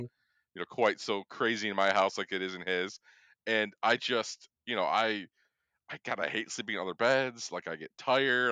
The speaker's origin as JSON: {"language": "English", "region": "Michigan", "country": "United States", "said": "we're from Michigan both of us"}